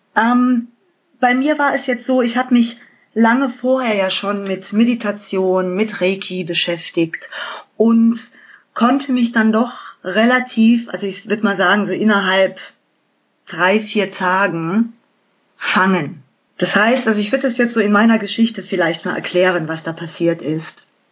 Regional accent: Germany; bei uns in Deutschland

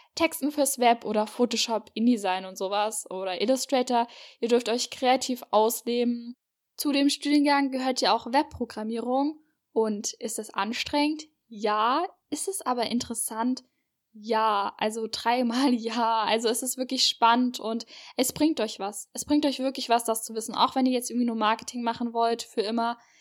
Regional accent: near Marburg, Hesse, Germany; Ja, und ich komme aus Hessen. Genauer gesagt komme ich aus der Nähe von Marburg

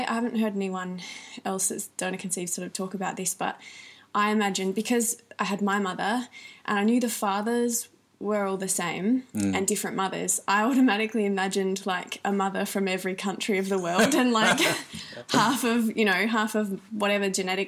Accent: the Riverland, South Australia, Australia; also born or lived in Melbourne, Australia; I grew up in the Riverland, South Australia

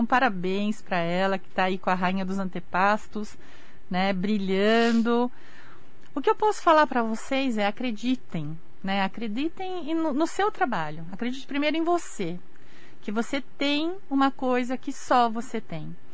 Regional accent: Brazil; japonês, né? eu sou brasileira.

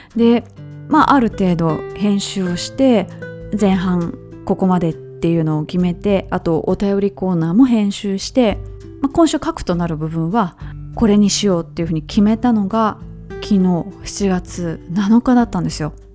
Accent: Kansai, Japan; 私はもともと関西人ですのでバリバリの

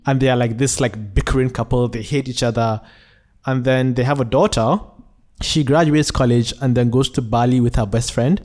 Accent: Nigeria; born or raised there; now in Malaysia

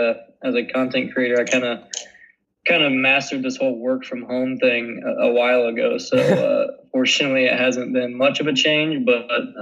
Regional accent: Indiana, United States; now in Iowa, United States; I grew up in Indiana.

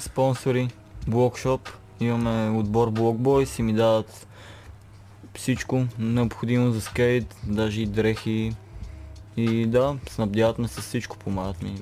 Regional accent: Sandanski, Blagoevgrad Province, Bulgaria; also born or lived in Petrich; роден нали, в Петри, живеех Сандански след това

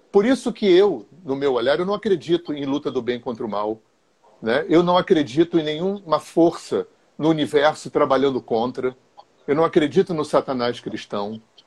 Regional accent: Rio de Janeiro, Brazil; moved away as an adult; also born or lived in Visconde de Mauá; Eu sou cria de Laranjeiras, né? Morava aí na General Glicério

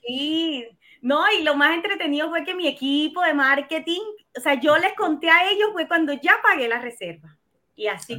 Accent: Colombia; moved away as an adult; now in Chile; soy colombiana, tengo 41 años, vivo en Chile hace 12 años ya.

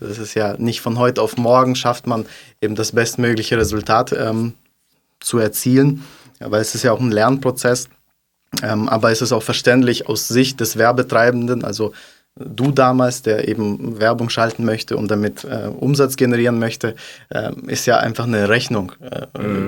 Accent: Kazakhstan; also born or lived in Stuttgart; now in Germany; komme aus Kasachstan.

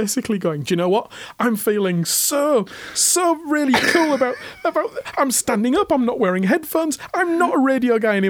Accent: Hull, Yorkshire and the Humber, United Kingdom; It's very, very, very distinct to my hometown. {S2} Yes. {S3} It's a very lazy accent. {S2} Right. {S3} Because something to do with Hull being a port, I think, and a lot of foreigners kind of coming through and stuff.

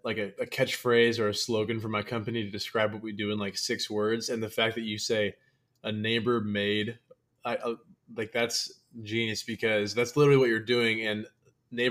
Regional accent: Washington, United States; I'm from Washington

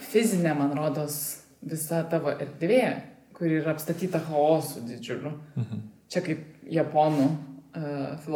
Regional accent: Lithuania

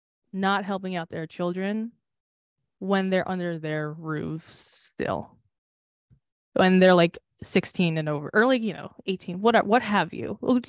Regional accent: United States; And like, it's annoying because I am American

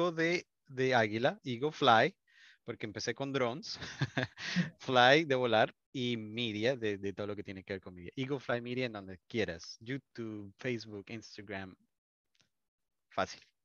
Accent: Colombia; yo digo chévere, soy colombiano

